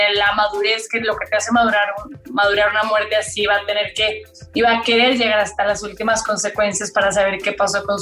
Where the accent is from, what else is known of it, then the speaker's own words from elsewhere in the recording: Colombia; now in Mexico; Dije, si quiero realmente salirme de la colombiana que viene aquí a actuar, y que solo actúa